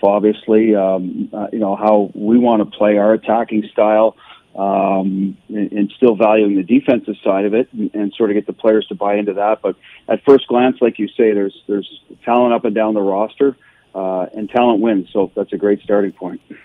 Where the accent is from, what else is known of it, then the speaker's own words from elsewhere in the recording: Canada; now in Boston, United States; I'm a Canadian